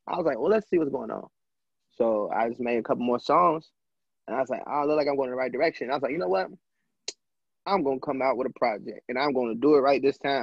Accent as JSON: {"language": "English", "town": "Lexington", "country": "United States", "said": "where I'm from like from Lexington"}